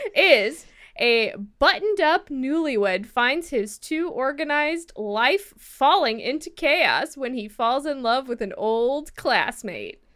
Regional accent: Midwest, United States; now in California, United States; I'm a terrible American. I come from the Midwest

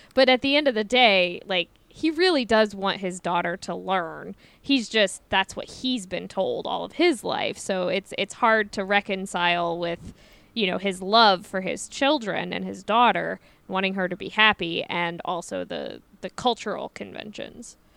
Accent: Midwest, United States; growing up in the Midwest

